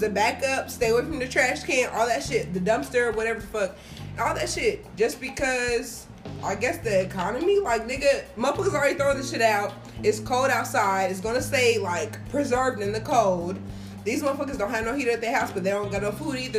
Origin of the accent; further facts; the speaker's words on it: Marion, United States; I grew up in Marion